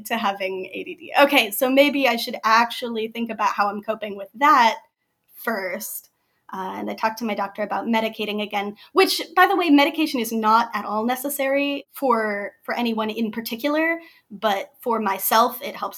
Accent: Springfield, South Dakota, United States; now in Ames, United States; I'm originally from Springfield, South Dakota. Grew up in a tiny, tiny little town on the edge of the river, which was great. But I live in Ames, Iowa now.

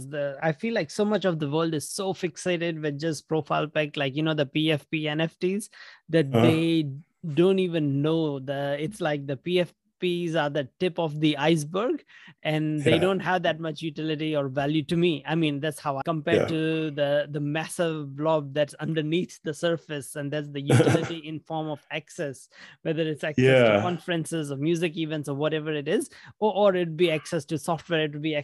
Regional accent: India; moved away; I grew up in India

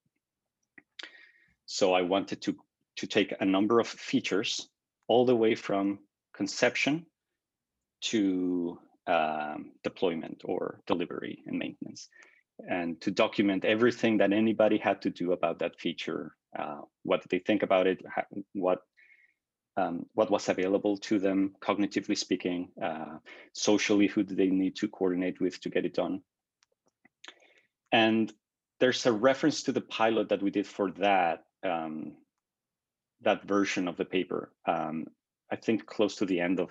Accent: Mexico; moved away as an adult; also born or lived in Toronto; I came out of undergrad with a computer systems engineering degree from Mexico. And I worked as an independent freelance software developer, doing custom work for local companies in my hometown

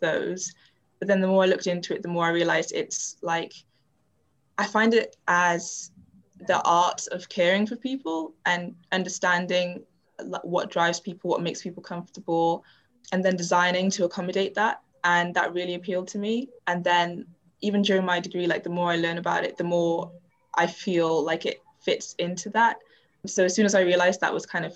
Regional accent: Wales, United Kingdom; also born or lived in Zimbabwe; I moved here to the UK when I was about 6 months old, so in 2000. So it's kind of like, in terms of my actual lived experience, I was raised in Wales

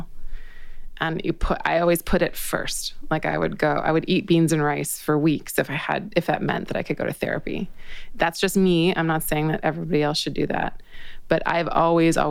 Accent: British Columbia, Canada; moved away; also born or lived in Toronto; I grew up in British Columbia.

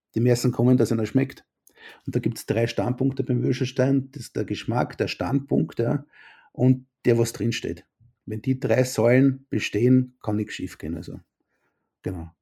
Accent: Gänserndorf, Lower Austria, Austria; also born or lived in Vienna / Bristol; ich bin aus Gensendorf

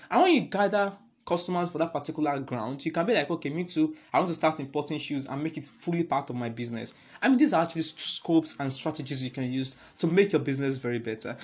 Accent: Nigeria; I'm a Nigerian

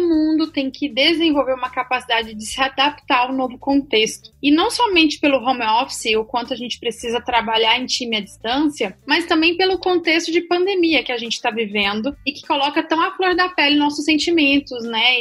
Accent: south of Minas Gerais, Brazil; Eu sou mineira, do sul de Minas Gerais

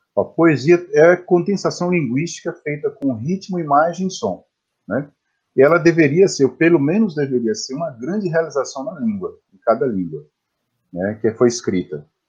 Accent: Bom Jesus da Lapa, Bahia, Brazil; eu nasci em Bom Jesus da Lapa, interior da Bahia, né, uns 800 quilômetros de Salvador

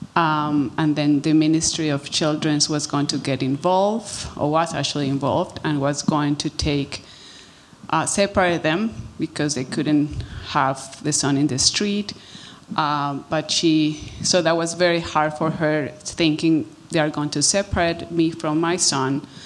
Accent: Colombia; now in Canada; I'm originally from Colombia

